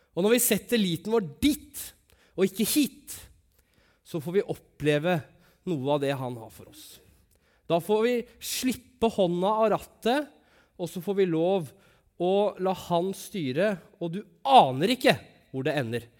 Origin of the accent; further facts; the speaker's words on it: Langesund, Telemark, Norway; moved away; når jeg bodde hjemme i Langesund